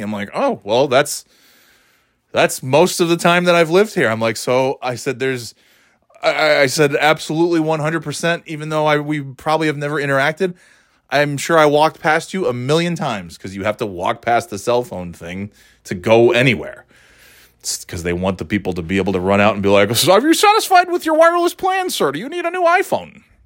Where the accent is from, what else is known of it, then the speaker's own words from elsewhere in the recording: Burnt Hills, New York, United States; moved away; I know all the towns in that, uh, general area, 'cause I grew up there